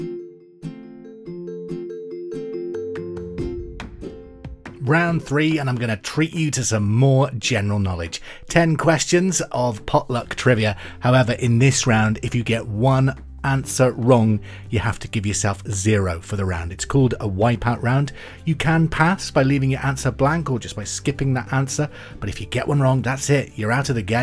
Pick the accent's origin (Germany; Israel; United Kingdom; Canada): United Kingdom; I'm British